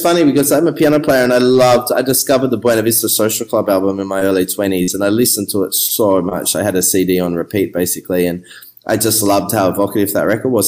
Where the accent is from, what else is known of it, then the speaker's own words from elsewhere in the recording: Melbourne, Victoria, Australia; moved away as an adult; also born or lived in Scotland / Brixton, London; now in Havana, Cuba; I grew up in Melbourne